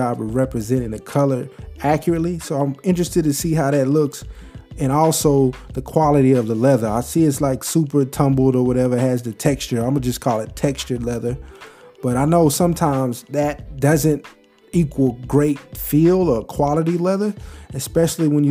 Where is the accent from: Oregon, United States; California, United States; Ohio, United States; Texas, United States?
Texas, United States; I'm from Texas